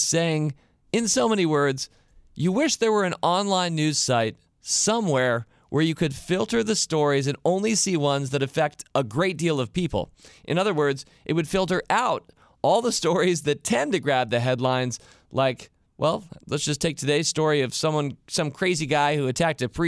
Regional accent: Washington, District of Columbia, United States; I grew up in Washington, D.C.

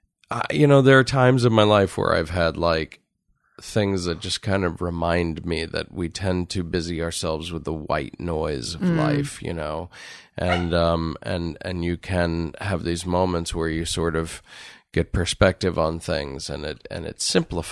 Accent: Connecticut, United States; now in Los Angeles, United States; I grew up in Connecticut

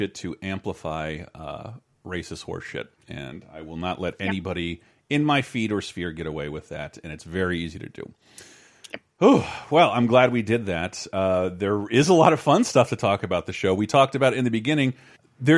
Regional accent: Florida, United States; growing up in Florida

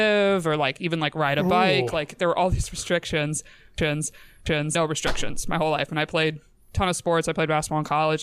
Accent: New York, United States; I was born in New York State

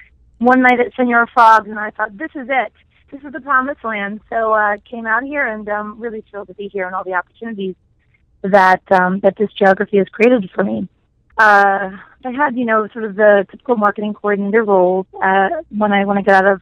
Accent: New Jersey, United States; moved away as an adult; now in Arizona, United States; I hail from the East Coast, grew up in good old New Jersey. So I'm a Jersey girl, and I came out here for my last 2 years of school

